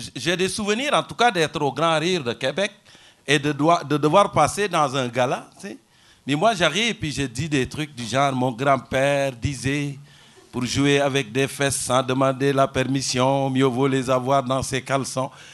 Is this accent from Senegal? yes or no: yes; Senegal; moved away as an adult; also born or lived in Rimouski, Canada; now in Longueuil, Canada; Je suis parti du Sénégal